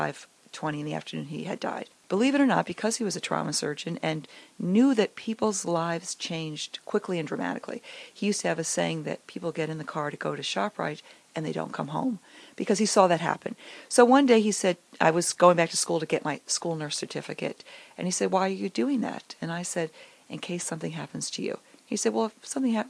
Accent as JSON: {"language": "English", "region": "Connecticut", "country": "United States", "tie": "born or raised there", "also_born_or_lived": "Long Island", "moved": "as an adult", "lives_now": "New Jersey, United States", "said": "I grew up in Connecticut"}